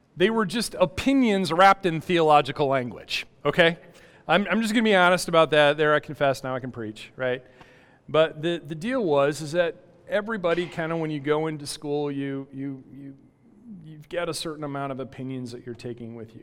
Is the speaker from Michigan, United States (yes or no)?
yes; West Michigan, United States; I grew up in West Michigan